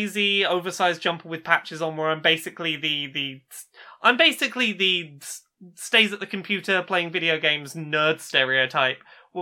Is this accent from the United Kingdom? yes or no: yes; England, United Kingdom; we are English and not American